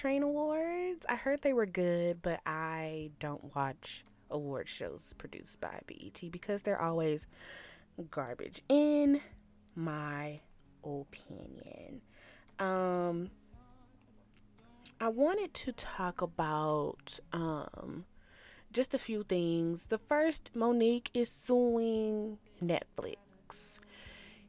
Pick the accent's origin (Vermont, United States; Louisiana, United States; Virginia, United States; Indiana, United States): Louisiana, United States; Shreveport; moved away; my hometown of Shreveport, Louisiana